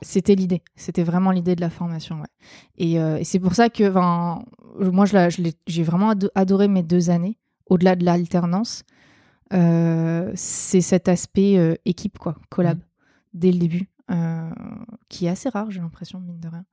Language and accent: French; Provence-Alpes-Côte d'Azur, France; j'ai grandi dans les Hautes-Alpes